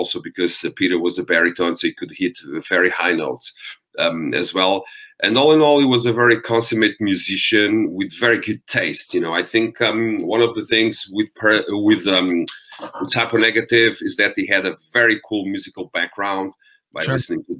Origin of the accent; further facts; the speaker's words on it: Portugal; accent: Eastern-like Russian, Romanian; English is a second language; I'm not a native English speaking person. So I have this, even though I'm from Portugal, I have this Eastern-like Russian, Romanian accent